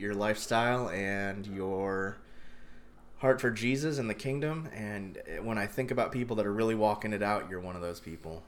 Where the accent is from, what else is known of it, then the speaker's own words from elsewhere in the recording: Columbia, Maryland, United States; also born or lived in Indiana; I grew up in Columbia, Maryland